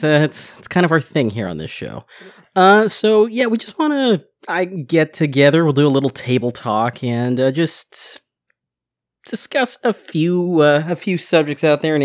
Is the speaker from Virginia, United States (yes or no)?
no; Seattle, Washington, United States; Where I grew up in Seattle, there was a... Card Kingdom, I think it was called